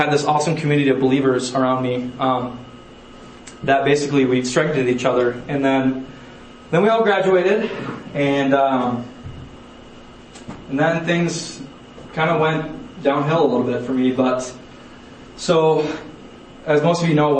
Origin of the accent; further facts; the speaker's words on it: Mankato, Minnesota, United States; I grew up in Mankato, Minnesota